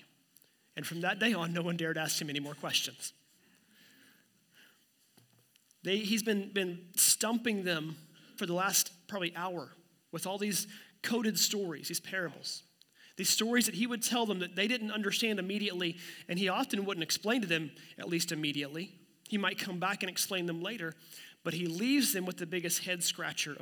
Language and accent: English; Ottawa County, Oklahoma, United States; my hometown and the whole Ottawa County area there in Oklahoma